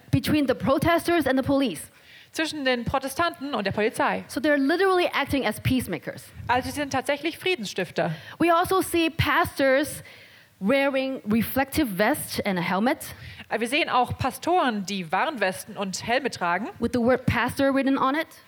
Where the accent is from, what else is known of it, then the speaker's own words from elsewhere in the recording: Hong Kong; ich sehr viel über die Demonstrationen, die in Hongkong passieren. This is where I come from. Das ist, wo ich herkomme.